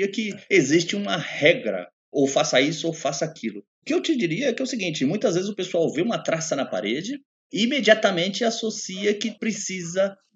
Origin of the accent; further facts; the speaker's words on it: São Paulo, Brazil; eu conheço cupim, eu sou do interior, até puxo R, principalmente o paulista. Eu sou paulista. Eu conheço cupim, vivi no interior e já sei como é que é.